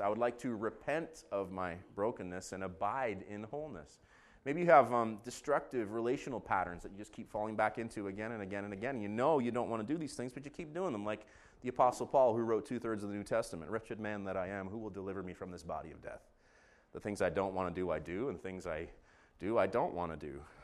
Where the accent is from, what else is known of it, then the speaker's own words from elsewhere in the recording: Israel; moved away; I grew up in Israel